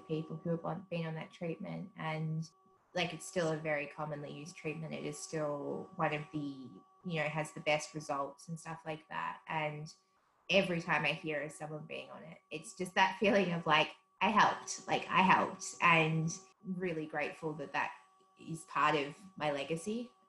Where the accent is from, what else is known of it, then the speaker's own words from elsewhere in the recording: South Africa; now in Australia; So stark difference. South Africa is such a different country.